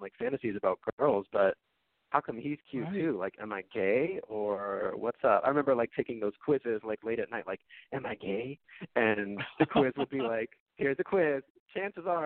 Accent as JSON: {"language": "English", "area": "Bay Area", "region": "California", "country": "United States", "tie": "born or raised there", "said": "I grew up in the Bay Area, California."}